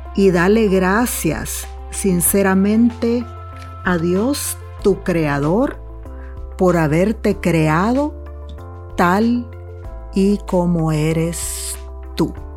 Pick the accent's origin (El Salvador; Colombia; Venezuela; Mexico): El Salvador; moved away; en mi país, El Salvador